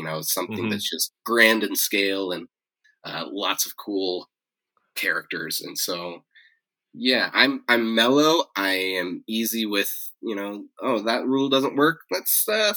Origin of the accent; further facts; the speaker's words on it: Yosemite National Park, California, United States; I grew up in Yosemite National Park